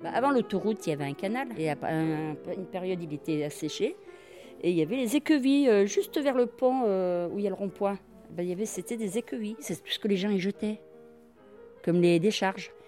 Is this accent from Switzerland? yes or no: no; Givors, Auvergne-Rhône-Alpes, France; Je suis née à Givors